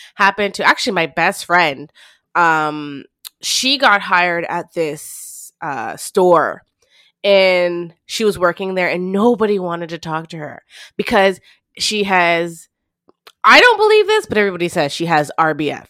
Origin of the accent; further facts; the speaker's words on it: Montreal, Quebec, Canada; Growing up in the West Island